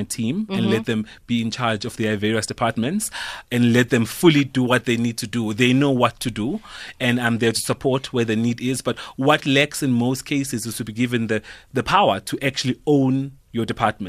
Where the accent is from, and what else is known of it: KwaZulu-Natal, South Africa; born or raised there